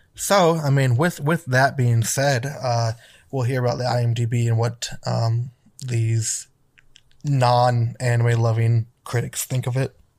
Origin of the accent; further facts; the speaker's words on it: Wisconsin, United States; moved away; I grew up in Wisconsin